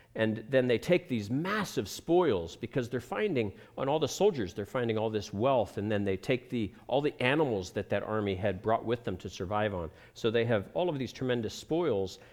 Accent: United States; moved away; also born or lived in Ohio / Pennsylvania; I grew up in Ohio, in Pennsylvania

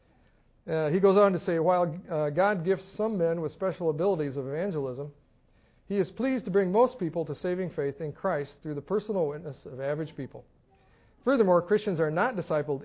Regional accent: Scotland, United Kingdom; moved away; being Scottish

